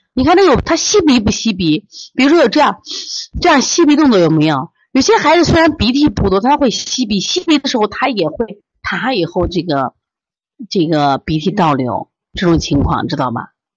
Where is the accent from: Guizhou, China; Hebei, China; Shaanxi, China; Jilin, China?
Shaanxi, China; 我们陕西人就叫够甲